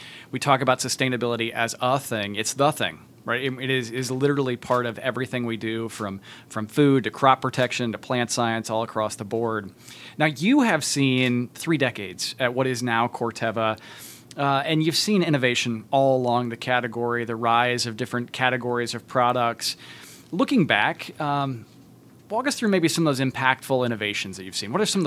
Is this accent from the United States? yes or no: yes; Tipton County, Indiana, United States; I grew up in Tipton County, Indiana